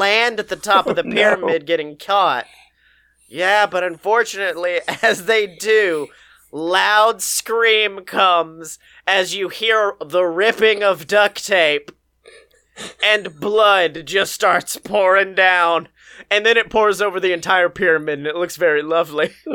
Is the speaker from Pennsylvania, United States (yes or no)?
no; Alabama, United States; my home state